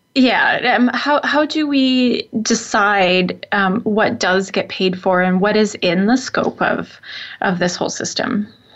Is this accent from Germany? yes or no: no; Saskatchewan, Canada; I'm I'm from Saskatchewan, which is where this originated. So I I I well, I grew up mostly in Saskatchewan